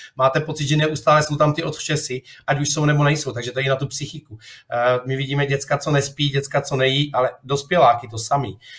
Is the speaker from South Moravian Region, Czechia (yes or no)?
yes; Boskovice, South Moravian Region, Czechia; moved away as an adult; now in Turkey; jsem Čech narozený v Boskovicích